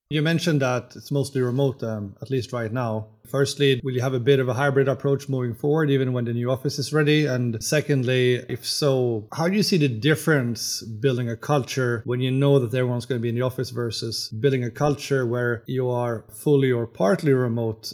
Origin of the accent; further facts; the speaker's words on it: Sweden; I'm here from Sweden.